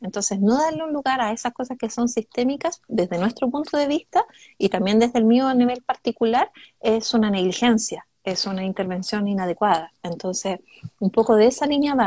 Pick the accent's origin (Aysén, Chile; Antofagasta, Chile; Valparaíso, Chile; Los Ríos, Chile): Antofagasta, Chile; Calama; moved away; Yo soy de Calama, nací en el, en el enterrado hospital de Chuquicamata